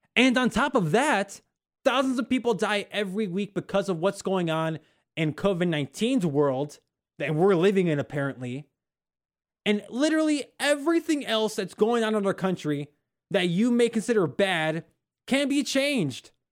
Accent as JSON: {"language": "English", "region": "Northwest Indiana", "country": "United States", "also_born_or_lived": "Oklahoma", "said": "I'm from Northwest Indiana"}